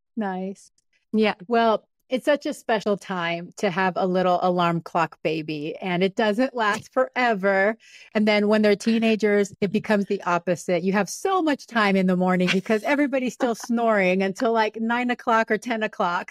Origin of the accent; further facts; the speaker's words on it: Panama; moved away; I'm from Panama originally